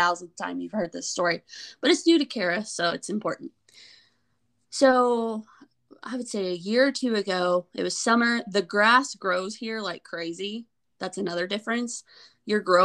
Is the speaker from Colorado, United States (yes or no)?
yes; Colorado, United States; moved away as an adult; now in Texas, United States; I'm from Colorado. Moved to Texas